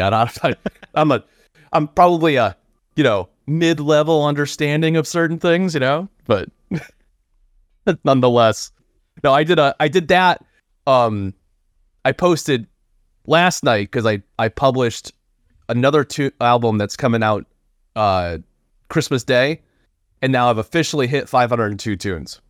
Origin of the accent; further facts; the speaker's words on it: Florida, United States; I hail also from Florida